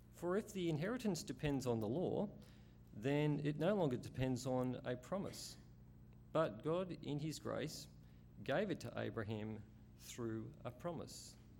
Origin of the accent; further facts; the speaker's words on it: Australia; I'm an Aussie.